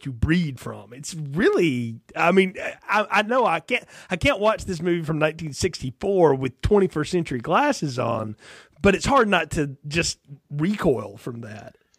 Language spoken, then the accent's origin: English; near Huntsville, Alabama, United States; I'm from Alabama, not far from Huntsville, where a lot of that happened